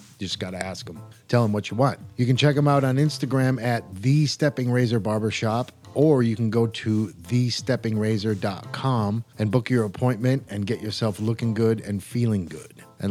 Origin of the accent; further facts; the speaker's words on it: Midwest, United States; growing up in the Midwest